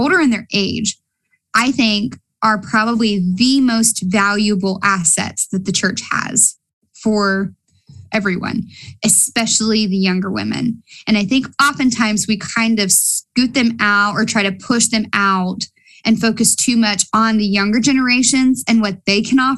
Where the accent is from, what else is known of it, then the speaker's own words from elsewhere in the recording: Appalachia, United States; accent: Appalachian; I'm speaking Appalachian on you